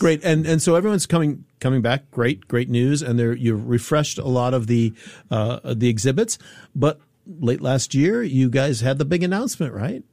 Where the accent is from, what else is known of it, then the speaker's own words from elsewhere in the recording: Chicago, Illinois, United States; my hometown, Chicago